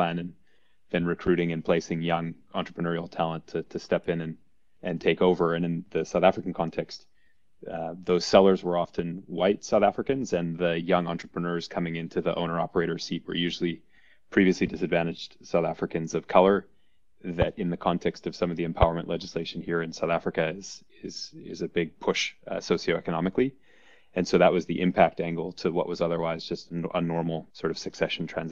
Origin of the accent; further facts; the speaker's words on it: Vancouver, British Columbia, Canada; moved away as an adult; also born or lived in Montreal / Edmonton / Toronto; I'm actually born and raised in Vancouver and grew up there, went to high school there.